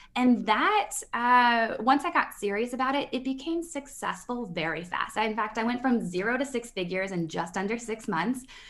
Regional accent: Midwest, United States; I'm from the Midwest, and part of my paradigm, the mindset upbringing that I came

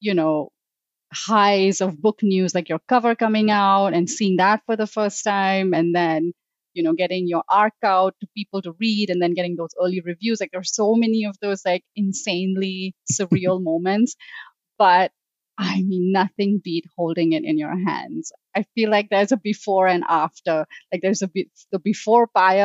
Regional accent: Mumbai, Maharashtra, India; I grew up in Mumbai, India

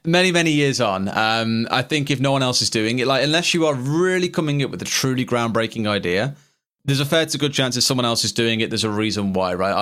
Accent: Tamworth, West Midlands, United Kingdom; my hometown of Tamworth

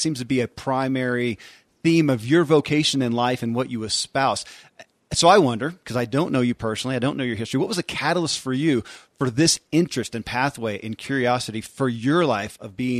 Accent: Tulsa, Oklahoma, United States; Perhaps it's because I was raised in Tulsa, Oklahoma.

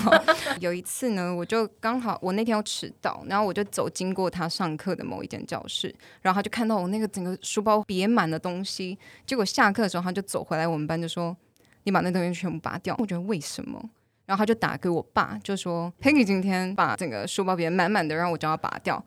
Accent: Taiwan; moved away as an adult; also born or lived in Bangkok; 我没有号称我是真的台湾土生土长啊

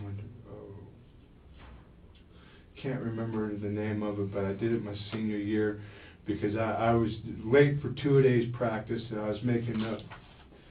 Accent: Jacksonville, Florida, United States; I was born in Jacksonville

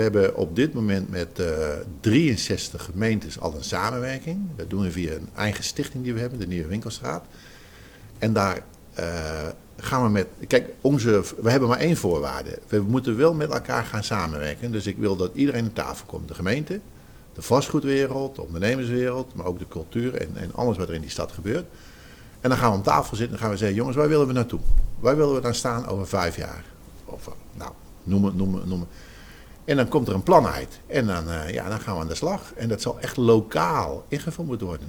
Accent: Zeeland, Netherlands; ik kom uit Zeeland

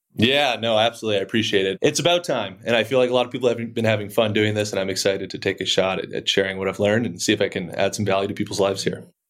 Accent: outside of Boston, Massachusetts, United States; moved away as an adult; also born or lived in Colorado; I grew up outside of Boston, went to high school out there

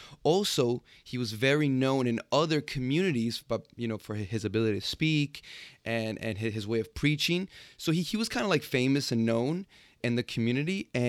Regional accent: New York City, New York, United States; So I was born and raised in Jamaica, Queens. Not super exotic, but yeah, that's where it all starts.

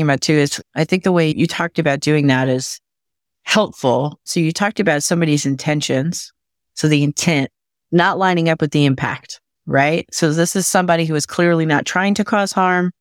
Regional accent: Michigan, United States; my home state of Michigan

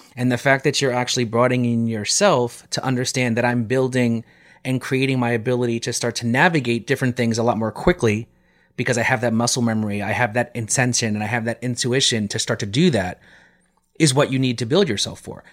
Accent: New York, United States

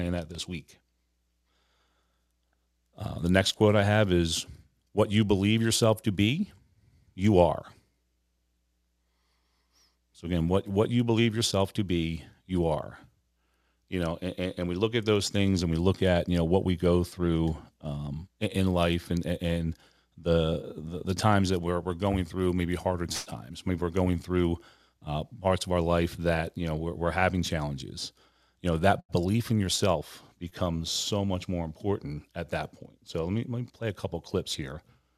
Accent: Philadelphia, Pennsylvania, United States; Now I'm from Philadelphia, that, you know, Rocky is one of our patron saints.

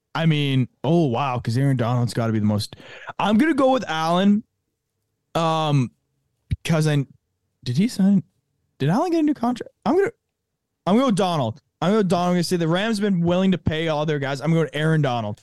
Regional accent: Canada; a Canadian

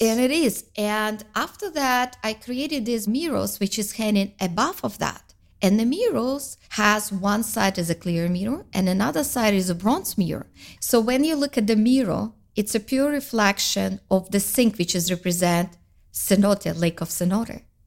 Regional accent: Karaganda, Karaganda Region, Kazakhstan; now in Canada; I'm from Kazakhstan, uh, from the city Karaganda, very family-oriented culture

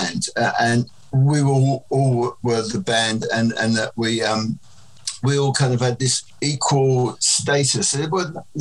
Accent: England, United Kingdom; being English myself

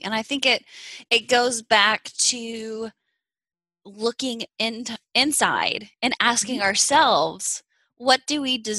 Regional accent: Kansas City, United States; I'm from Kansas City, so just down the road from Kirksville.

